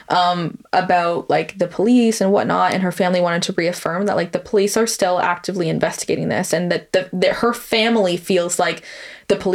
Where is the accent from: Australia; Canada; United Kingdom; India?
United Kingdom; London; especially where like we grew up in London, which is a bigger city